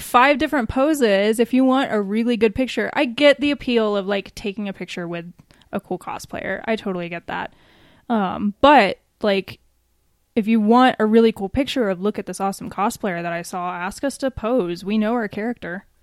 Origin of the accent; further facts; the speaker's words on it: Atlanta, Georgia, United States; now in Colorado Springs, United States; my family and my friends that are still out there in Atlanta